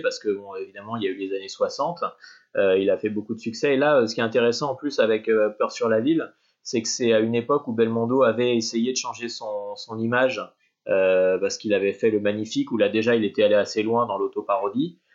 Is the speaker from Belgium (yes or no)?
no; France; en tant que Français